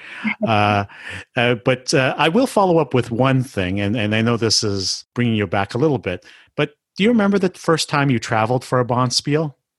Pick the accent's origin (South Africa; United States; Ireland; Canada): Canada; I'm Asian Canadian